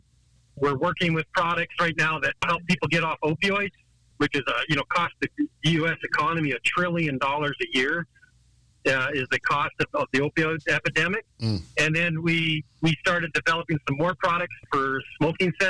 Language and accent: English; Vancouver Island, British Columbia, Canada; I grew up in Canada on Vancouver Island